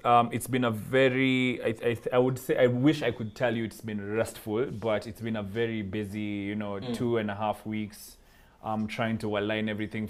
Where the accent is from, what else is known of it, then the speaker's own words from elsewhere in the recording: Kenya; in my capacity as a Kenyan